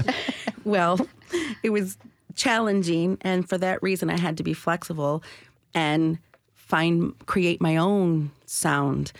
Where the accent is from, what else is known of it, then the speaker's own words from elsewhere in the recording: Michigan, United States; now in Nashville, United States; I was born and raised in Michigan